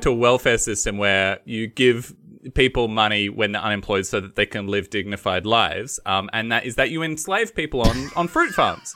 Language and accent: English; Western Victoria, Australia; I come from Western Victoria, so there's no fruit